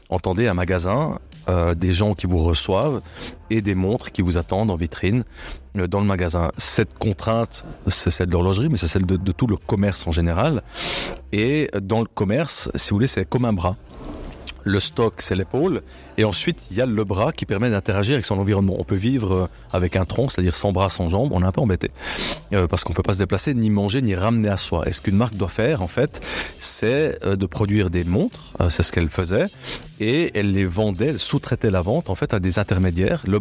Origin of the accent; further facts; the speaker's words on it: La Chaux-de-Fonds, Neuchâtel, Switzerland; Je suis né à Chaux-de-Fonds euh, d'un père journaliste, patron de presse de la Chaux-de-Fonds